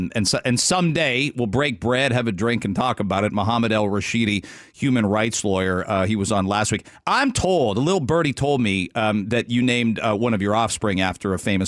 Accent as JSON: {"language": "English", "country": "Canada", "said": "It's a short week for our friends listening over the border. But we're Canadian."}